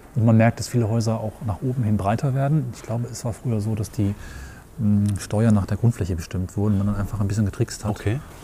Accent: area around Göttingen / Duderstadt, Lower Saxony, Germany; ich komme auch nicht direkt aus der nächstgrößeren Kreisstadt Göttingen, aber ich bin seit 20 Jahren hier

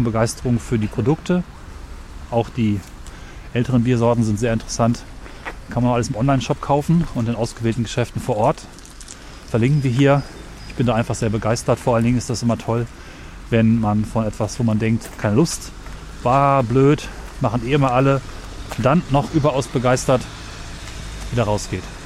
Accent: Northern Germany, Germany; als Norddeutscher

